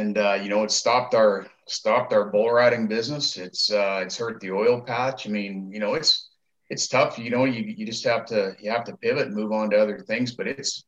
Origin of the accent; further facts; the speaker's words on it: Medicine Hat, Alberta, Canada; my buddy Kevin Rockhorn and I, you know, like, you know, we grew up down there in Medicine Hat, and that's what that whole city was predicated on, was oil and gas business.